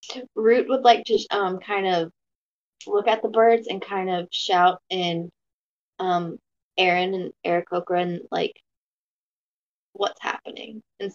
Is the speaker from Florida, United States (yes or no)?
yes; Orlando, Florida, United States; moved away; one of my friends who's in Florida. Yeah, it's my hometown.